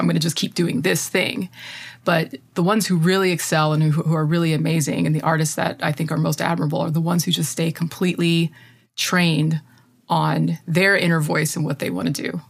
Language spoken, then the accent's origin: English; United States; As an American